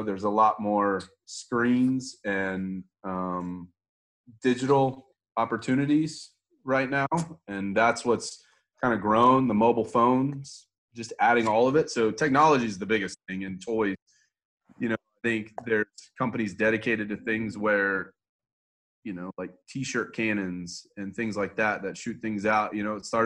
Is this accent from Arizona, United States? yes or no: no; Houston, Texas, United States; moved away as an adult; also born or lived in Las Vegas; I was born and raised in Houston.